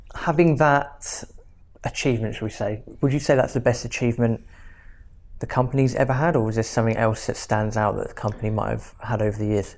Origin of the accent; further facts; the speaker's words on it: Reading, South East England, United Kingdom; moved away as an adult; I'm from Reading and I've been here a couple of years.